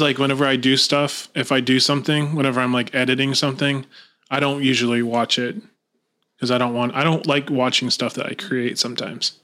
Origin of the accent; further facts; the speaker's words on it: Lakeland, Florida, United States; I'm originally from Lakeland, Florida. Born and raised